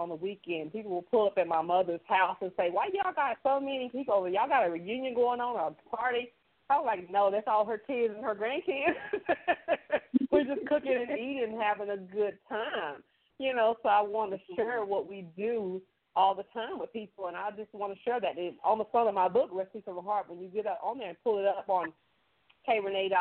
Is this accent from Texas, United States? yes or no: yes; Texas, United States; now in Oklahoma, United States; I am originally from Texas. I reside in Oklahoma, but I'm, you know, born and raised in Texas